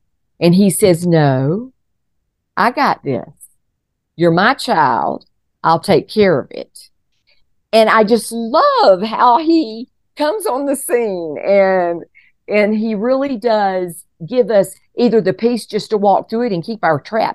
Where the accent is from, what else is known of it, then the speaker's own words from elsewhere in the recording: Colorado, United States; here we are from Colorado